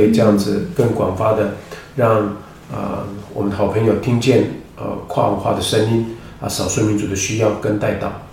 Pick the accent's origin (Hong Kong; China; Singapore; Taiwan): Taiwan; Mayuan village, Hualien County; 我是花莲人，啊，马远部落，啊，布农族。那我是在，呃，零五年的时候，呃，回应呼召，啊，成为全职的传道人